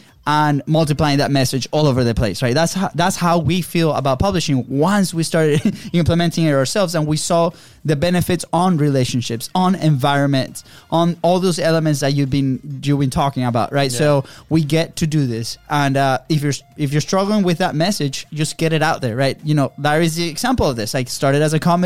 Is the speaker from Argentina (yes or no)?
no; Venezuela; moved away; we come from Venezuela, a country that, like, if you express your thoughts, you're going to be hunted down, right? And we live in this amazing country